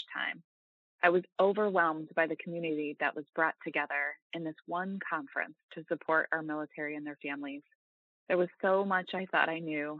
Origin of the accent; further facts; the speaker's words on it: Massachusetts, United States; moved away as an adult; I grew up in Massachusetts